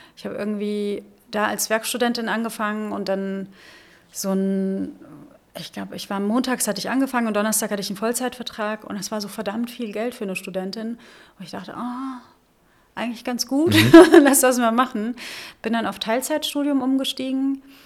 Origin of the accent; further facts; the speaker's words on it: Rhineland-Palatinate, Germany; also born or lived in Northern Germany / Lübeck / Hesse; now in Berlin, Germany; ich bin in der Südpfalz groß geworden. Ich bin in Norddeutschland geboren